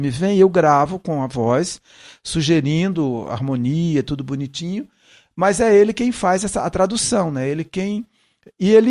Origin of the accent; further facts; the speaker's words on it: Ceará, Brazil; accent: Cearense mixed with Pernambucano and Paulista; now in São Paulo, Brazil; eu não sou eu não sou pernambucano, eu sou cearense, então, meu sotaque de origem é cearense, mas eu misturei com sotaque pernambucano. E aí vim para São Paulo, misturei com sotaque paulista.